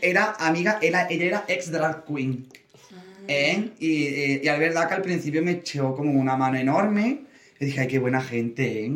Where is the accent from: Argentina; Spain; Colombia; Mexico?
Spain; Córdoba, Andalusia; moved away as an adult; now in Madrid, Spain; yo que soy de Córdoba, de Andalucía